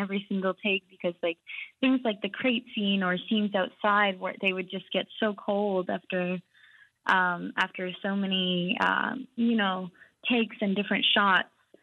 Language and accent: English; Iqaluit, Nunavut, Canada; we're all from, born and raised in Iqaluit